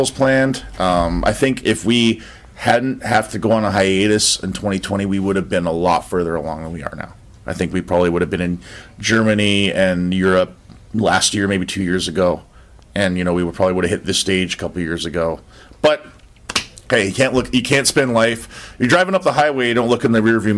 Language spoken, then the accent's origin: English; Canada; now in United States; I'm Canadian.